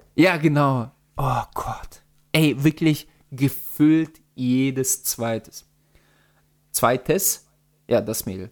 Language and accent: German; Russia; moved away; ich komme ja aus Russland